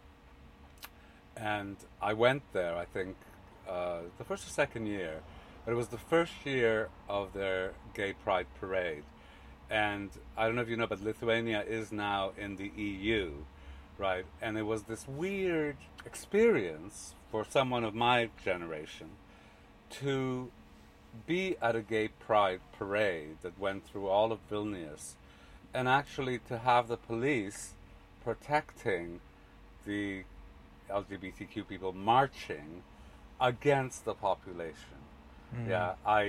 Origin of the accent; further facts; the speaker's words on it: Canada; my own experience growing up in Canada